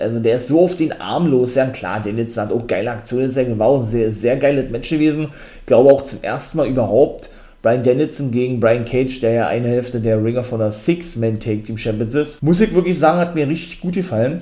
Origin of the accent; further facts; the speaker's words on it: Germany; bei uns in Deutschland